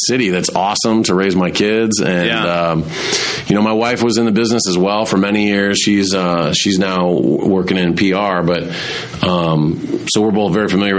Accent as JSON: {"language": "English", "town": "Fort Wayne", "region": "Indiana", "country": "United States", "tie": "born or raised there", "moved": "as an adult", "lives_now": "Madison, United States", "said": "my hometown of Fort Wayne, Indiana, where I grew up"}